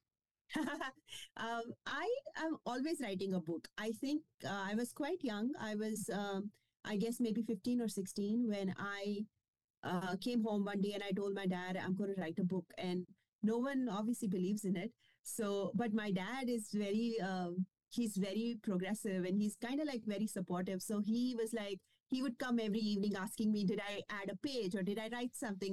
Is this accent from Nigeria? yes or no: no; India; first language Kashmiri; English is a second language; moved away as an adult; also born or lived in Scotland / Germany; now in Austin, United States; I grew up in India